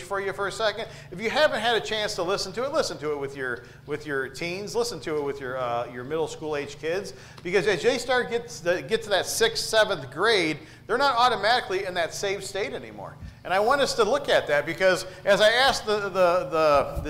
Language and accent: English; Detroit, Michigan, United States; I grew up in Southwest Detroit, and I lived there for 18 years